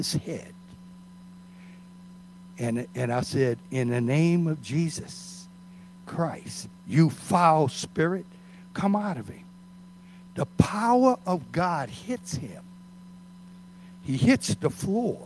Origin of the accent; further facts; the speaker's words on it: Metairie, Louisiana, United States; we grew up in Metairie